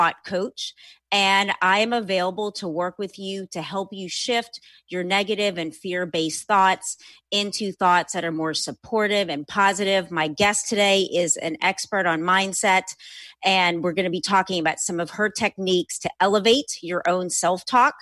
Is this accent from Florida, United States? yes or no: no; New Orleans, Louisiana, United States; also born or lived in Los Angeles; I live and work in both places, born and raised in New Orleans